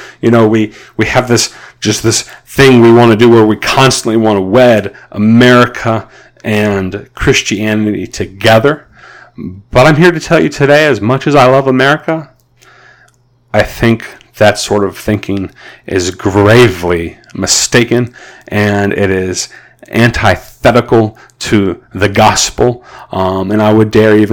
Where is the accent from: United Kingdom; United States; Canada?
United States